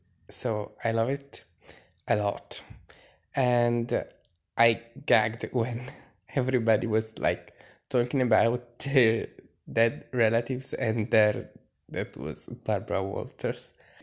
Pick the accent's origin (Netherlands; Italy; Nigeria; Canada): Italy; I'm from Italy